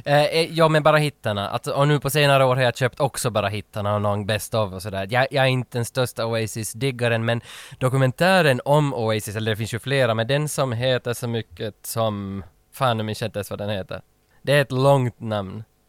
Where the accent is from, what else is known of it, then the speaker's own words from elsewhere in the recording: Vaasa, Ostrobothnia, Finland; accent: Finland Swedish, Vaasa dialect; moved away; jag kommer från Österbotten, som är Vasa, mm. i öst, västra Finland, mitten ungefär.